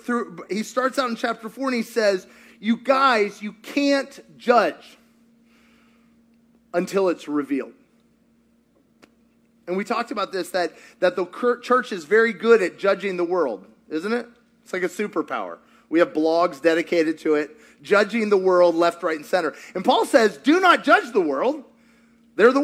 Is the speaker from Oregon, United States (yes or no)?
no; Kentucky, United States; I'm from Kentucky